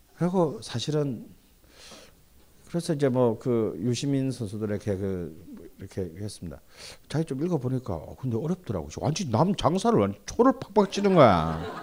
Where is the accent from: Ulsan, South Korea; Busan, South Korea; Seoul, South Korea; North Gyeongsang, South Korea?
Busan, South Korea; 특히 제 고향 부산에